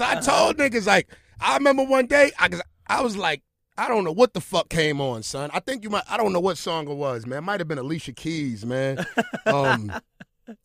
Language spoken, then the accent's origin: English; Brooklyn, New York, United States; Get busy. And I'm from Brooklyn.